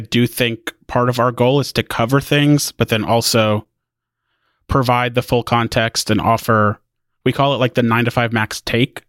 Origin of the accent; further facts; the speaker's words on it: Indiana, United States; now in Waco, United States; I'm from Indiana originally. Now I live in Waco, Texas.